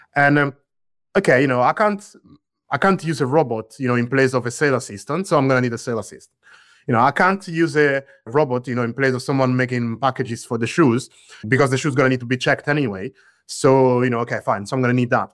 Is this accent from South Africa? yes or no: no; central Italy, Italy; I grew up in Italy, bear in mind, but I grew up in the center of Italy.